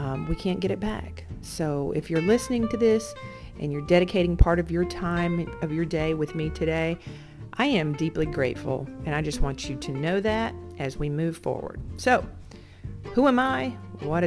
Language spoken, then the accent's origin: English; Alabama, United States; moved away as an adult; also born or lived in North Carolina; I'm just a redneck girl from Alabama. I grew up in Alabama.